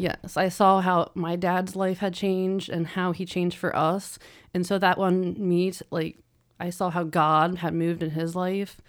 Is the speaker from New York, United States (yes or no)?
no; Ohio, United States; also born or lived in Pittsburgh, Pennsylvania; I moved back to Ohio from Pittsburgh